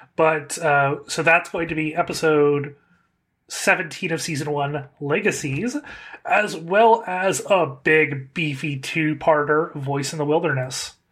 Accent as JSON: {"language": "English", "region": "California", "country": "United States", "said": "as a Californian"}